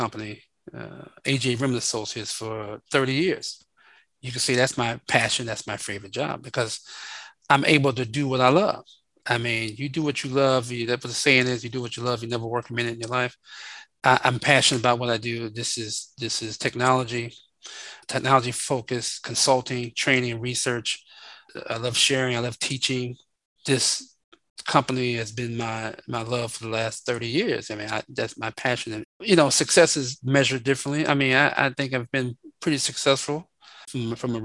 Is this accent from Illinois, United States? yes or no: yes; Chicago, Illinois, United States; moved away as an adult; now in Waxhaw, United States; I'm from Chicago, currently live in Charlotte, North Carolina area, right outside of Charlotte, in this town called Waxhaw